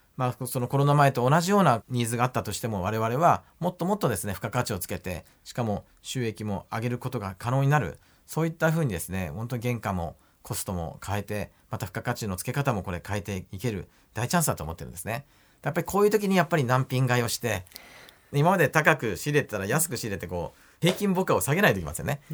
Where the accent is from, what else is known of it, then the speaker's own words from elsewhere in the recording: Oita, Japan; moved away as an adult; 私ね、本当大分で生まれて、生まれ育って、まあ大学に行くまで大分にいました